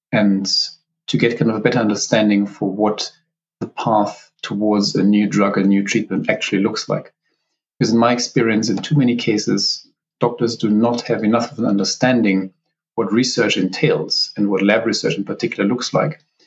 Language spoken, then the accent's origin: English; Southern Germany, Germany; moved away; also born or lived in Oxford, United Kingdom; I'm from Germany originally. So, I grew up kind of in the very southern part of the country